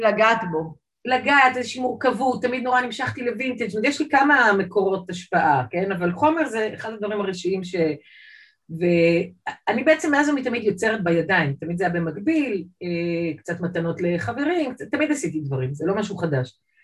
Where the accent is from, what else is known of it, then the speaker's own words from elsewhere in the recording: Jerusalem, Jerusalem District, Israel; moved away as an adult; also born or lived in Saint Petersburg, Russia / Toronto, Canada; now in Tel Aviv, Israel; נולדתי בסנט... אז זה היה לנינגרד, סנט פטרסבורג, עליתי לארץ ב-78' עם אימא ואבא. אה, גדלתי בעצם בירושלים